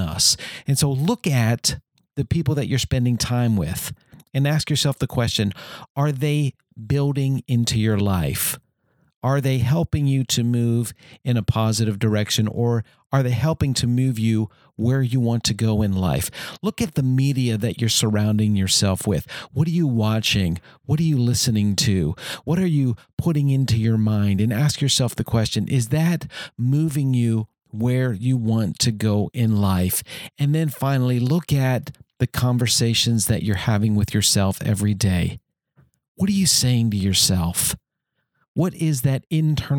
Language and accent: English; Bowie, Maryland, United States; also born or lived in Washington, D.C.; I was born in Washington, D.C. and grew up for most of my life in Bowie, Maryland.